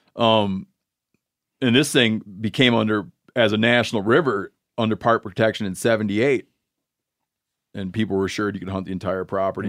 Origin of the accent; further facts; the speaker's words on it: Michigan, United States; moved away; my home state of Michigan